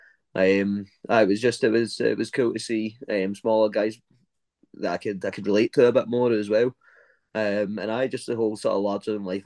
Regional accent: Glasgow, Scotland, United Kingdom; I'm from Glasgow, Scotland

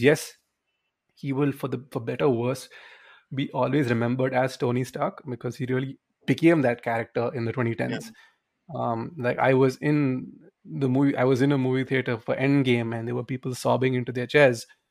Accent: India; we grew up in Indian schools

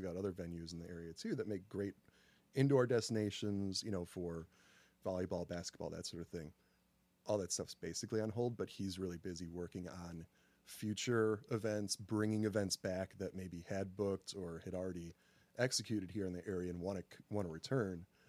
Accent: Northlake, Illinois, United States; I am from Northlake, Illinois, City of Friendly People, um, just south of O'Hare

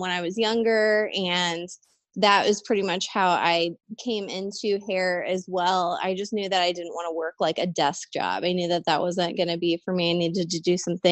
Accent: St. Louis, Missouri, United States; also born or lived in Dallas-Fort Worth, Texas; I live in St. Louis, Missouri, but I grew up in St. Louis, Missouri

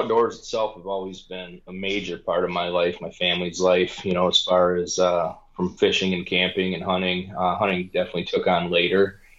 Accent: Lincoln Park, Michigan, United States; Born and raised in Lincoln Park, Michigan, which is just south of Detroit, for those that don't know, and have spent majority of my life in this area.

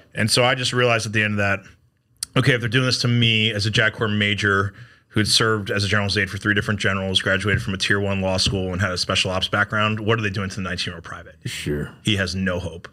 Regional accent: Connecticut, United States; accent: New York; moved away as an adult; now in South Carolina, United States; I grew up in Connecticut, right outside New York City

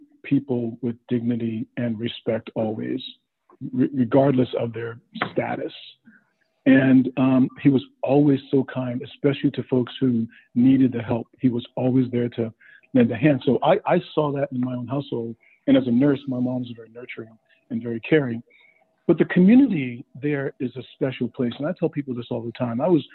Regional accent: Johns Island, South Carolina, United States; I grew up on Johns Island, South Carolina

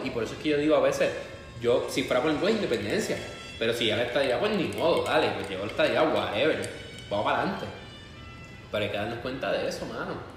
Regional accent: Puerto Rico; also born or lived in Spain; nosotros como puertorriqueños

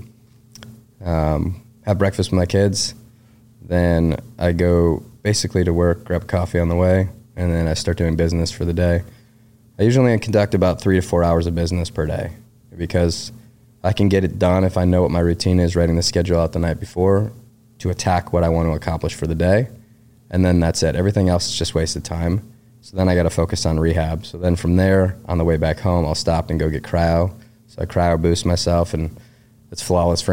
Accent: Detroit, Michigan, United States; moved away as an adult; growing up in Detroit

